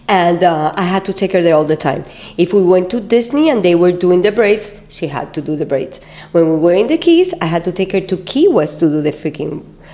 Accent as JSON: {"language": "English", "country": "Puerto Rico", "tie": "born or raised there", "also_born_or_lived": "Cuba (parents)", "moved": "as an adult", "lives_now": "Miami, United States", "said": "I was born here in Miami. My parents were Cuban, but I was raised in Puerto Rico, and then I came back to Miami around 1994."}